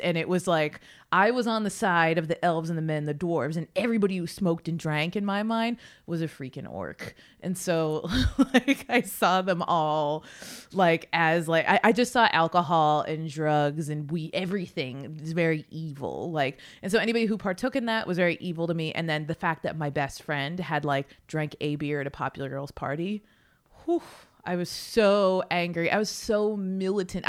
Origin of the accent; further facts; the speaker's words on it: South Ridge, Massachusetts, United States; moved away as an adult; I grew up in South Ridge, Massachusetts.